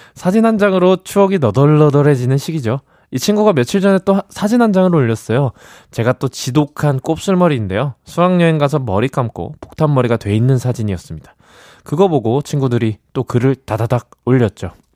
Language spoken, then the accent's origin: Korean; Gyeonggi Province, South Korea; 저는 경기도인데